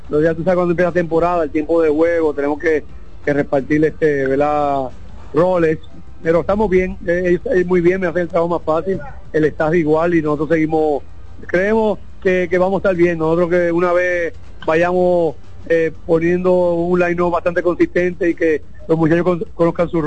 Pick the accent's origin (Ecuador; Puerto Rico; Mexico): Puerto Rico; moved away; yo soy boricua, un país que a veces empieza rivalidad.